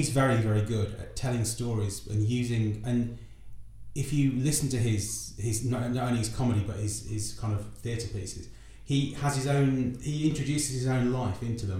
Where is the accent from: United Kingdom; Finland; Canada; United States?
United Kingdom; Wolverhampton, West Midlands; I'm from the Midlands background as well. Which bit? Wolverhampton.